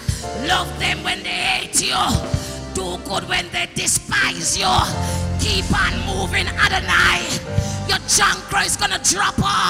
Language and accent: English; Jamaica; I'm from Jamaica